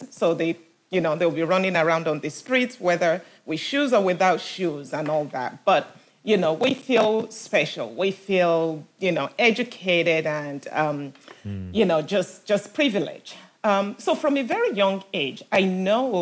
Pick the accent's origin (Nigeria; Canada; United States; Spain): Nigeria; moved away; also born or lived in Enfield, London, England; about age five, me and my sister, we were taken back to Nigeria with my parents